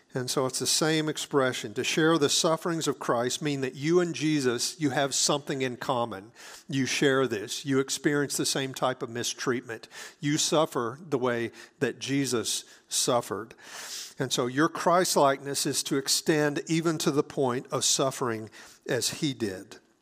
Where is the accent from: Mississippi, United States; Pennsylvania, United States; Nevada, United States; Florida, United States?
Mississippi, United States; South; I grew up in South Mississippi